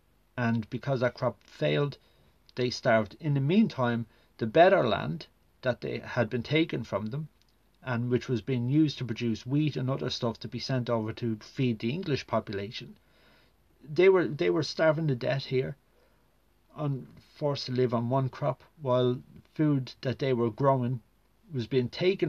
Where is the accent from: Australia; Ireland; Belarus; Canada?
Ireland; Enniskerry, Leinster; the village I grew up in Enniskerry